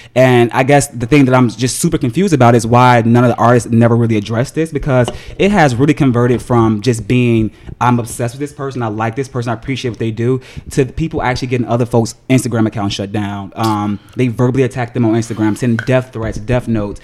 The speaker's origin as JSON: {"language": "English", "town": "Chicago", "region": "Illinois", "country": "United States", "tie": "born or raised there", "also_born_or_lived": "New York", "moved": "as an adult", "said": "I grew up in the hood of Chicago"}